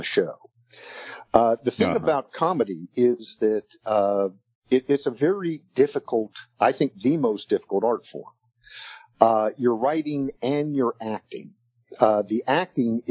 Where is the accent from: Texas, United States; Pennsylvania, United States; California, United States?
Texas, United States; I'm a 64-year-old liberal atheist born and raised in Texas